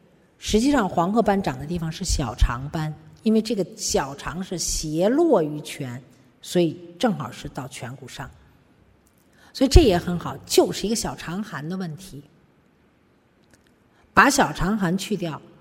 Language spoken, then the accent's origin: Chinese; China; 我们中国人为什么会？我们自己人类为什么会得那么些病？